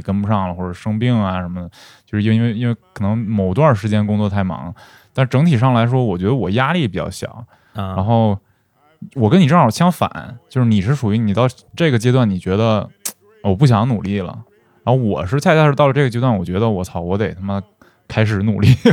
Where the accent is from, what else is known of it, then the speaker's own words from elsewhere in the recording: Northeast China, China; moved away; 因为我是东北人嘛